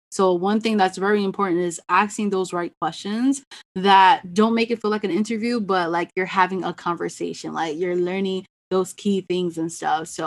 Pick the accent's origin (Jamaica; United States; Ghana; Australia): Ghana; being the Ghanaian, like sometimes I hear different last name pronunciations.